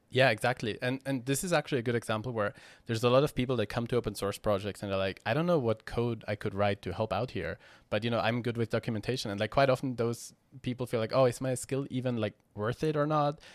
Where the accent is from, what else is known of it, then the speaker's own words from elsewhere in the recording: Austria; I'm from Austria